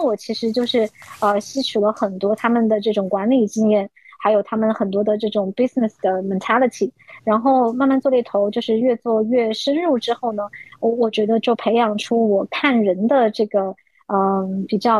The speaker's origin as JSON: {"language": "Chinese", "country": "China", "moved": "as an adult", "lives_now": "Hong Kong", "said": "我们其实从内地过来读大学的人，就是优势不是特别明显，因为我们的广东话毕竟不是 native 嘛"}